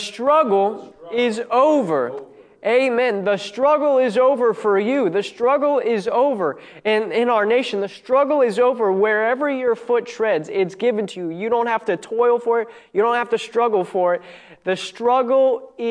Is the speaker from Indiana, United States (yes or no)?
no; Maryland, United States; I grew up in Maryland